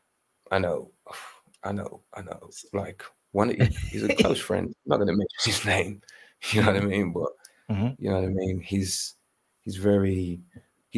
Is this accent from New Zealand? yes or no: no; Birmingham, West Midlands, United Kingdom; I'm from Birmingham